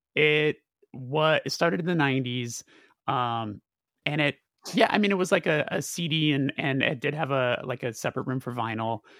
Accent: Burbank, California, United States; because I'm from Burbank

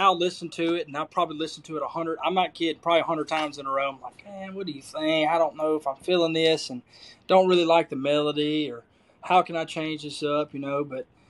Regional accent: Cleveland, Mississippi, United States; Well, I mean, I think I grew up in, I know Mississippi gets a bad rap for a lot of crap, you know

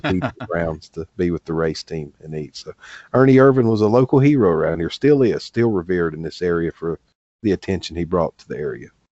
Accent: the South, United States; I grew up in the South

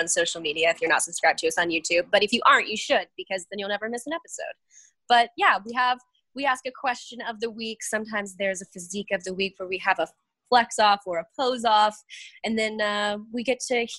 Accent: Lake Ozark, Missouri, United States; moved away as an adult; also born or lived in Springfield, Missouri; now in Baltimore, United States; I grew up in a really small town right outside of Lake Ozark, Missouri

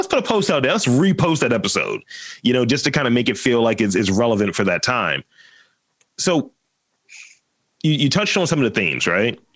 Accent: Baltimore, Maryland, United States; I've always lived here. I'm from East Baltimore

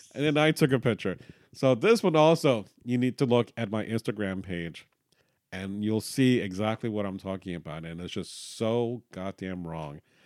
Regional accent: Miami, Florida, United States; we're from Miami

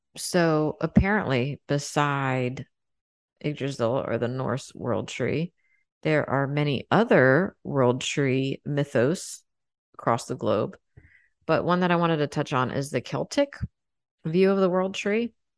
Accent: United States; I'm American

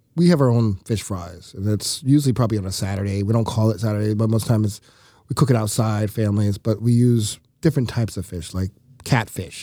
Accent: the South, United States; now in Milwaukee, United States; I grew up with them in the South

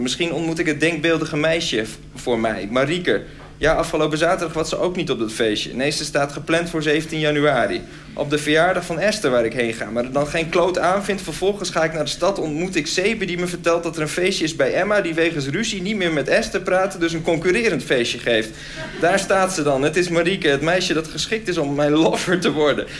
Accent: Groningen, Netherlands; Ik kwam zelf uit Groningen, dus dat was heel ver.

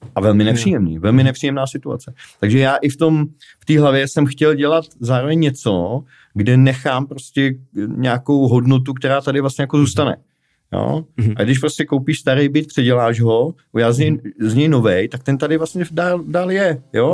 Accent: Prague, Czechia; já jsem z Prahy

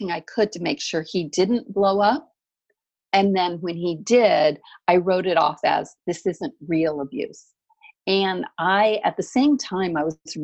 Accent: the mountains in Southern California, United States; also born or lived in Seattle, Washington; I actually grew up in the mountains in Southern California. So I grew up in a little tiny town with 300 full-time residents, way up in snow country.

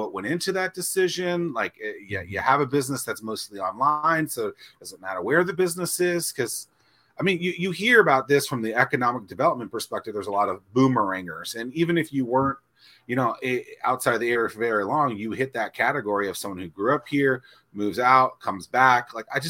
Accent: United States; moved away; I grew up outside of DC, Tim grew outside of Buffalo.

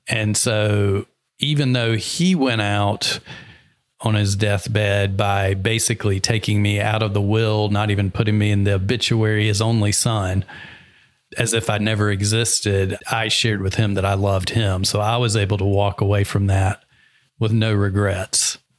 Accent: the South, United States; moved away; I'm from the South

